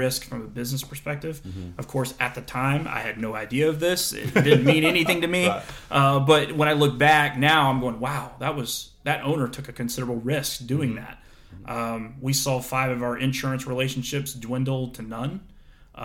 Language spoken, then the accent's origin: English; Florida, United States; I was a kid from Florida.